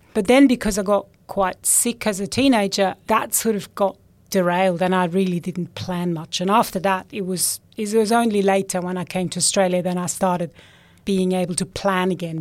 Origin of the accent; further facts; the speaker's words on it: Switzerland; moved away; I grew up in Switzerland